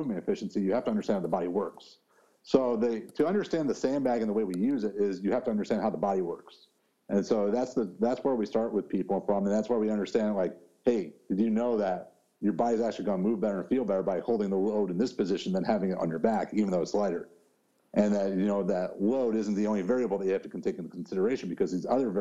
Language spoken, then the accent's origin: English; Chicago, Illinois, United States; I grew up in Chicago